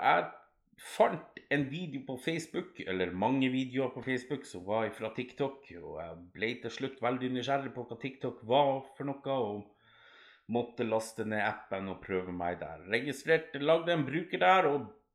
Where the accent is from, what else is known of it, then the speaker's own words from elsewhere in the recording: Alta, Finnmark, Norway; moved away as an adult; Nei, jeg bor ikke i Alta, men jeg kommer opprinnelig derifra. Jeg flytta ifra Alta da jeg var sånn ca. 17 år